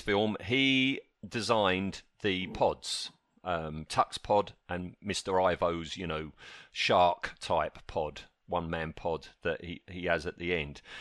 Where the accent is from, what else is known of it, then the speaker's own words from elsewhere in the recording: United Kingdom; We're British